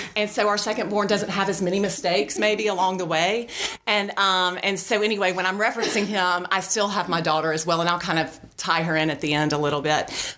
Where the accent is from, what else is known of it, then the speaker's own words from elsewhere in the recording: Birmingham, Alabama, United States; also born or lived in Auburn, Alabama; I grew up here in Birmingham. I went to Shades Valley High School back when it was off of 280